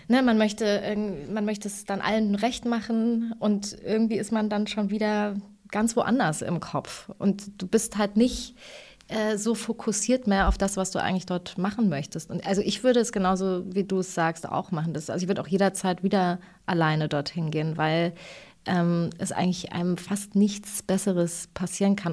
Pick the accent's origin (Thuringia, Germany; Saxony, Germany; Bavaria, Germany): Thuringia, Germany; ich bin ja aus Thüringen